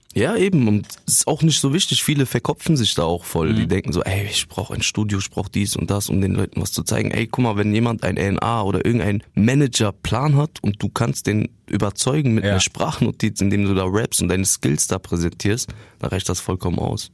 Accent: Wiesbaden, Hesse, Germany; also born or lived in Bielefeld; ich bin da geboren in Bielefeld und dann sind wir früh, also meine Mutter und ich, äh, nach Wiesbaden gezogen und seitdem lebe ich dort

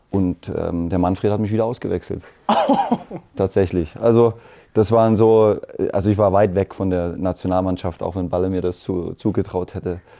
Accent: East Germany, Germany; Und wir sind ja schon irgendwo Kinder der DDR. Wir sind ein bisschen in dem System noch groß geworden.

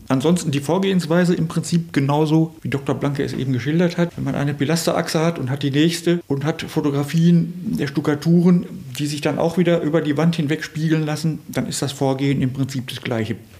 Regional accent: Höxter, North Rhine-Westphalia, Germany; meine Heimat, Höxter

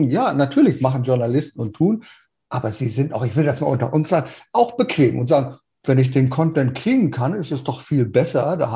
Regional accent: Berlin, Germany; Ich bin Berliner, ich bin geboren in.

